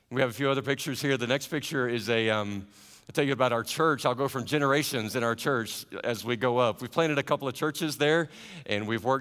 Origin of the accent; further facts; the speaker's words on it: the South, United States; I don't know if my accent gives it away. I don't have much of an accent now that I've had to learn other languages. But my wife and I are Southerners.